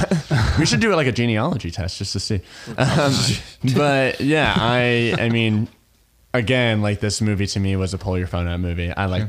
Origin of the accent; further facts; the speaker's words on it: Midwest, United States; I'm from the Midwest, you know?